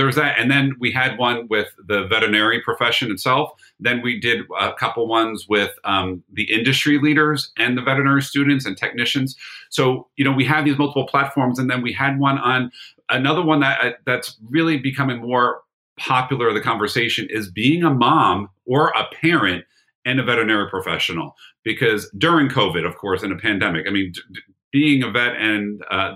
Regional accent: Brick, New Jersey, United States; my hometown in Brick, New Jersey.

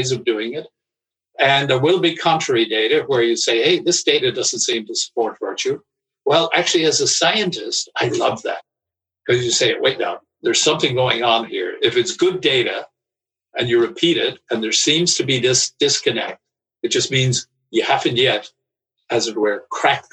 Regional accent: Ireland; I grew up in Ireland

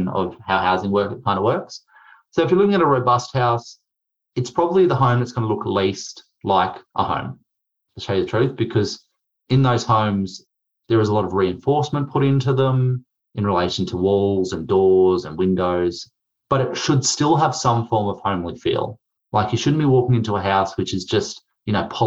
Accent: Queensland, Australia; I'm from Queensland.

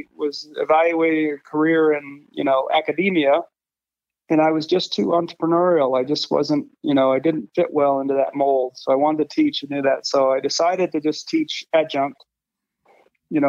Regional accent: Maine, United States; moved away as an adult; now in Colorado, United States; I grew up in Maine, so it was a pretty rural place at the time.

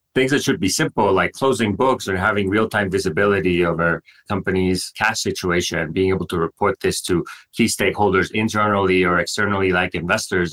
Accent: Monterrey, Nuevo León, Mexico; moved away as an adult; I grew up in Mexico, uh, more specifically in Monterrey, which is a big city uh, in the north of the country.

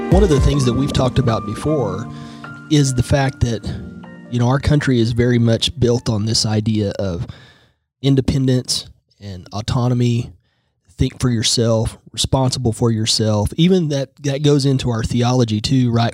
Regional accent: Tulsa, Oklahoma, United States; I am from Tulsa

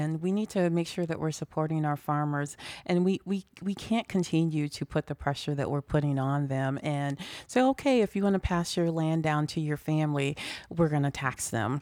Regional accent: Chicago, Illinois, United States; moved away as an adult; now in Des Moines, United States; I'm originally from Chicago, but I've lived in Des Moines for about thirty years.

